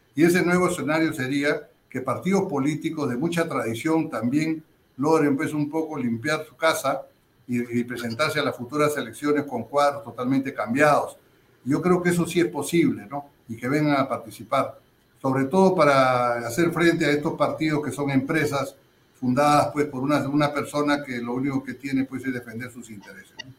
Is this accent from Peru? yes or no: yes; Peru